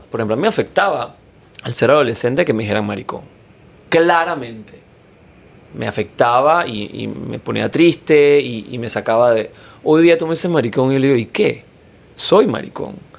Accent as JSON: {"language": "Spanish", "country": "Panama", "said": "quiénes somos los, las panameñas y los panameños"}